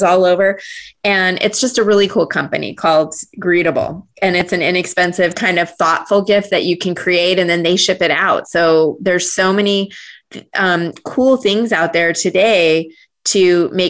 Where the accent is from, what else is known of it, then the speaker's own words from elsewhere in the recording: Cottonwood, Arizona, United States; moved away; I grew up in Northern Arizona in a small town, Cottonwood